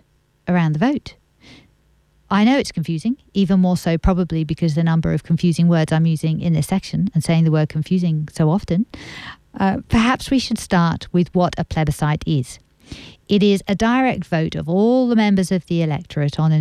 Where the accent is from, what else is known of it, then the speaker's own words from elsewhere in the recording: England, United Kingdom; now in Australia; I'm English